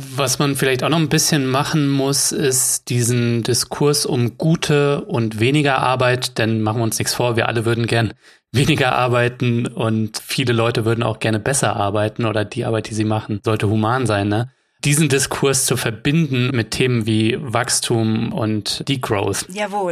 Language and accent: German; Germany; bei uns in Deutschland